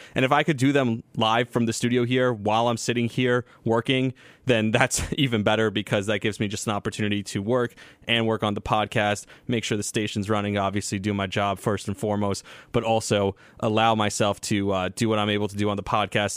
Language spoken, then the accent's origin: English; Israel; moved away; I got to go on the air and talk about growing up in Israel